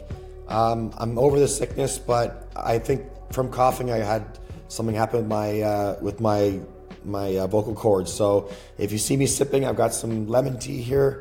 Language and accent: English; Peterborough, Ontario, Canada; I'm originally from Canada, born and raised in Canada. I was raised on a 500-acre cattle farm outside of a place called Peterborough